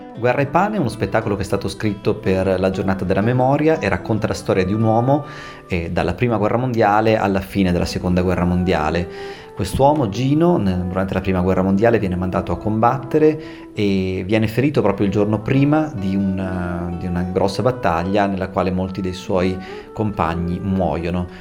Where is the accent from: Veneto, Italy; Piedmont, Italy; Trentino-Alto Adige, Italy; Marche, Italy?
Trentino-Alto Adige, Italy; accent: Trentino dialect; first language Trentino dialect; io parlo in dialetto trentino, che è di fatto la mia lingua madre